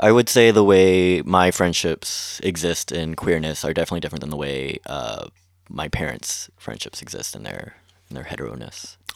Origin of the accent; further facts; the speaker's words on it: Long Beach, California, United States; I grew up in Long Beach